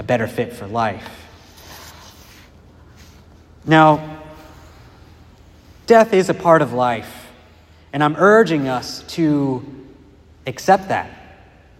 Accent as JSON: {"language": "English", "town": "Dayton", "region": "Ohio", "country": "United States", "tie": "born or raised there", "moved": "yes", "said": "I was living in my hometown, which is Dayton, Ohio"}